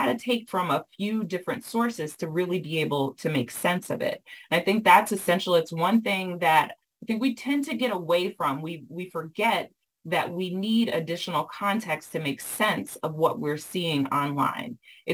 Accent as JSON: {"language": "English", "region": "the South", "country": "United States", "tie": "born or raised there", "said": "I was raised in the South and raised by folks who were raised with older people"}